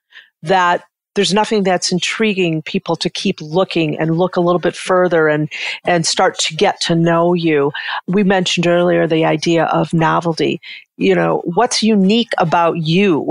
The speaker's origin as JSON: {"language": "English", "town": "Detroit", "region": "Michigan", "country": "United States", "tie": "born or raised there", "said": "I grew up in Detroit"}